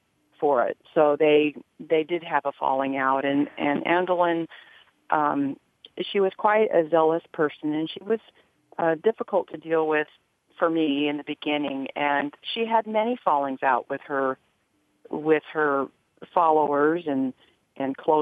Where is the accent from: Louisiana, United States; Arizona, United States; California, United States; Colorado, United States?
Arizona, United States; moved away; I was raised reading back in Arizona as a kid